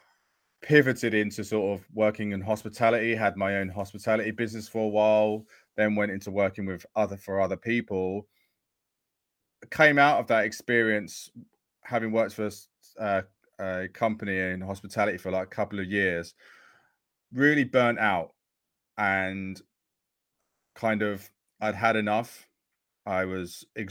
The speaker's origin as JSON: {"language": "English", "area": "Essex", "region": "East of England", "country": "United Kingdom", "tie": "born or raised there", "said": "I grew up in Essex"}